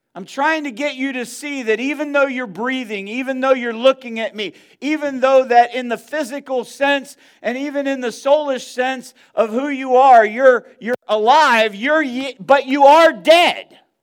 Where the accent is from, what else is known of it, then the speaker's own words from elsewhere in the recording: Northeast, United States; moved away; I'm from the Northeast